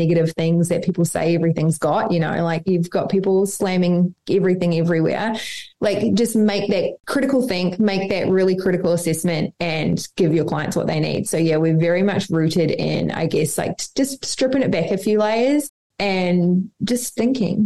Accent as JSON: {"language": "English", "country": "New Zealand", "moved": "yes", "lives_now": "Australia", "said": "I'm from New Zealand, live in Australia."}